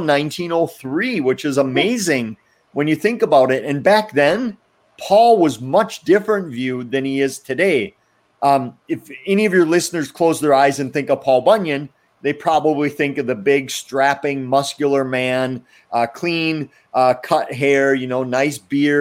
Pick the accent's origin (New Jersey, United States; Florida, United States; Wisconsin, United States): Wisconsin, United States; I grew up in Wisconsin, in near one of the three UFO capitals of the world we claim to have here in our state of Wisconsin.